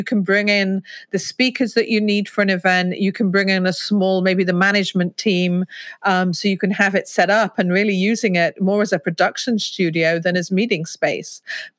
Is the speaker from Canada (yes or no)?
no; Ketton, East Midlands, United Kingdom; born there; also born or lived in Hertfordshire / Berkshire / London; I was born in Ketton in Rutland, so the smallest county in England. But my father was Royal Air Force, so zigzagged up and down the country. Spent a lot of time in kind of Hertfordshire, Berkshire area.